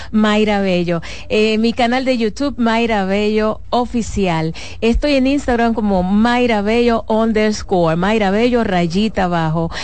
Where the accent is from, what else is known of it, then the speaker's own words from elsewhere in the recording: Dominican Republic; yo soy dominicana